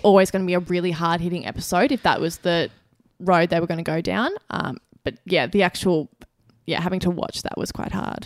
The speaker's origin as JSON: {"language": "English", "country": "Australia"}